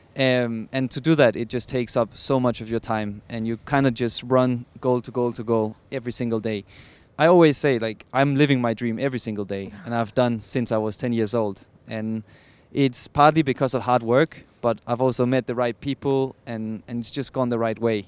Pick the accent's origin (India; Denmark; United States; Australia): Denmark; I'm from Denmark